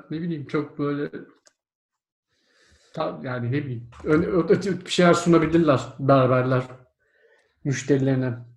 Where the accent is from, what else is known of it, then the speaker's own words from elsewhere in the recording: Turkey; İşte ben de Türk'üm dedim.